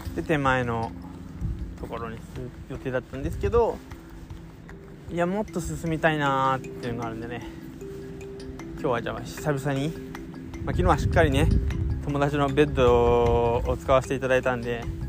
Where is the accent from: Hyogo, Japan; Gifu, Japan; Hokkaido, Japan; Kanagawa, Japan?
Kanagawa, Japan; 俺の地元